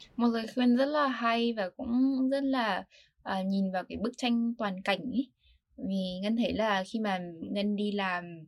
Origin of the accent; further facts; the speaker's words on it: Vietnam; now in United States; mình có background là người Việt Nam và mình là người học sinh học ở Mỹ